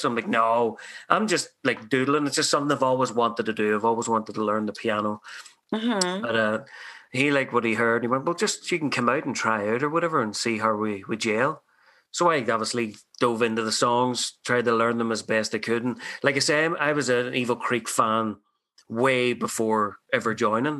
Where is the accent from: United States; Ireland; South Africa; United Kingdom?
Ireland; now in Canada; I'm an immigrant from Ireland